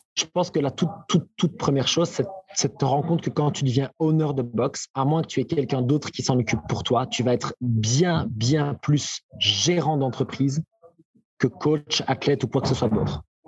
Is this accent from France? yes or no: no; Belgium; chez nous, en Belgique